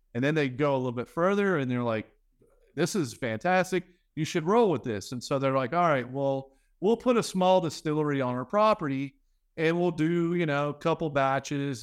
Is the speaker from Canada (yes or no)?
no; Louisiana, United States; I'm from Louisiana